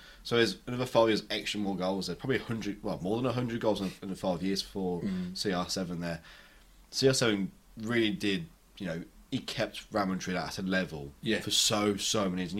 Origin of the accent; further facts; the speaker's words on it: England, United Kingdom; British as well, because we're English